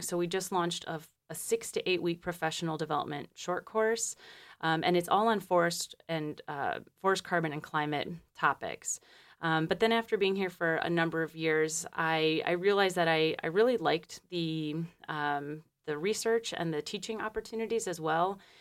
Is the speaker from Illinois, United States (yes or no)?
no; Detroit, Michigan, United States; moved away as an adult; also born or lived in Peru; I'm from Michigan originally. I'm from, um, Detroit.